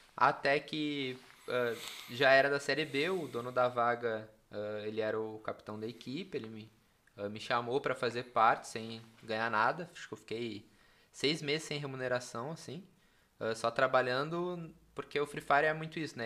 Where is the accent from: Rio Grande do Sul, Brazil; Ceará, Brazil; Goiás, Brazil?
Rio Grande do Sul, Brazil; Capão da Canoa; also born or lived in Porto Alegre; eu sou do litoral, né? Eu cresci, vivi no litoral, Xangri-Lá, Capão da Canoa.